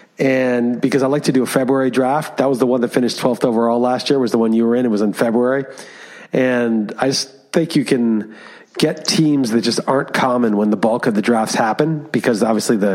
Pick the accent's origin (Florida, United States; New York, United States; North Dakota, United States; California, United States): New York, United States; moved away as an adult; also born or lived in Europe; I grew up in Manhattan